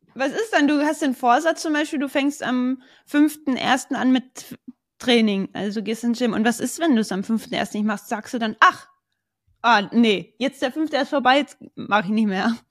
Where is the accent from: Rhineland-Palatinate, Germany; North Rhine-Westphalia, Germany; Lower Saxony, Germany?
Lower Saxony, Germany; Braunschweig; bei uns in Braunschweig